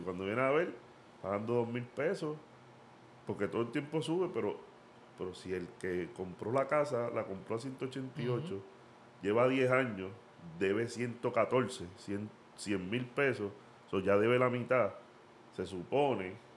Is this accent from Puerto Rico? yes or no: yes; Puerto Rico; moved away; yo soy de Puerto Rico